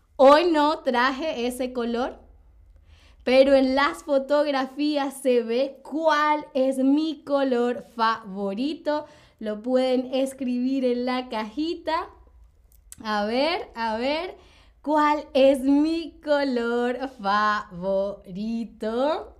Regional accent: Caracas, Capital District, Venezuela; soy de Venezuela, soy de Venezuela, ¿ok? De Caracas, Venezuela.

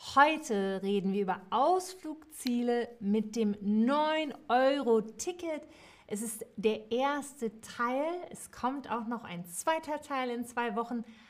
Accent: Cologne, North Rhine-Westphalia, Germany; Ich bin in Köln geboren, kölsche Mädche

